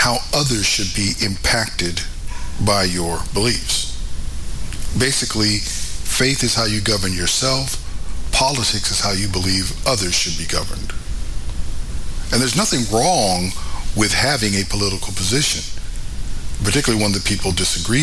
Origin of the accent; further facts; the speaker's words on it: United States; I am an American, not just by birth